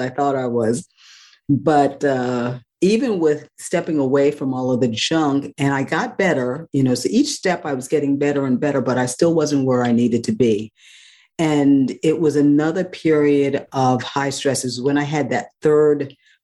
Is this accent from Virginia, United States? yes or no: no; New York City, New York, United States; moved away as an adult; also born or lived in Northeast North Carolina; I was had been born and raised in New York City